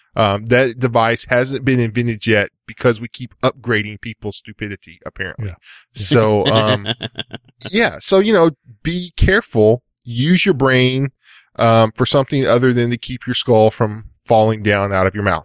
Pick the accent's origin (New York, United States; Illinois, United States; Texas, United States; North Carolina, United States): Texas, United States; So, I'm a Texan from East Texas.